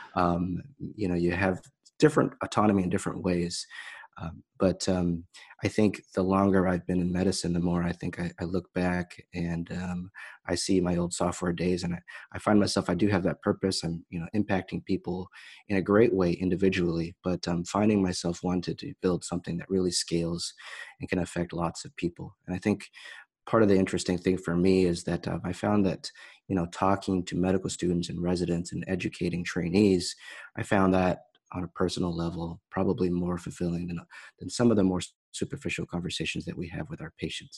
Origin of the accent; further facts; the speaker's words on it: Bay Area, California, United States; also born or lived in Saint Louis; I grew up in California, here in the Bay Area